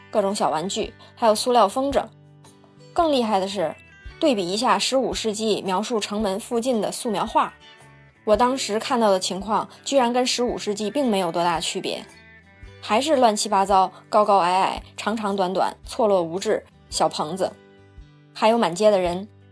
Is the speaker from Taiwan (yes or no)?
no; China; 听说我是中国人